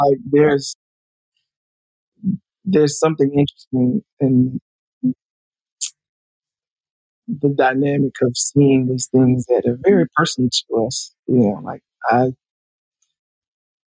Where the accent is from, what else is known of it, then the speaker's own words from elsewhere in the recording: Alabama, United States; also born or lived in Montgomery; now in Los Angeles, United States; I'm from Alabama